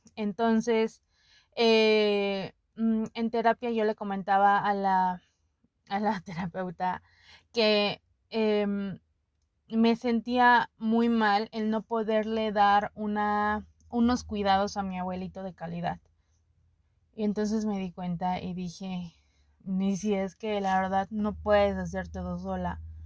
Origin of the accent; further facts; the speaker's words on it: Puebla, Mexico; yo me siento más poblana que la china poblana y eso nadie me lo quita.